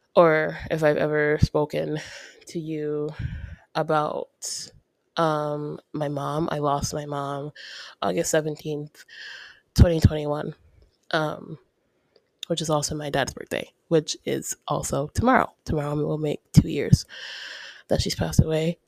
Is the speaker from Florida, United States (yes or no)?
yes; Ocala, Florida, United States; also born or lived in New Mexico; now in Florida, United States; I'm from Ocala